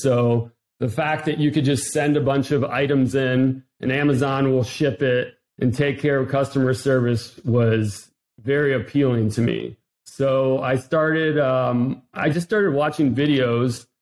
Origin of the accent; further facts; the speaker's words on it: Ohio, United States; moved away; also born or lived in South Florida; I'm from Ohio originally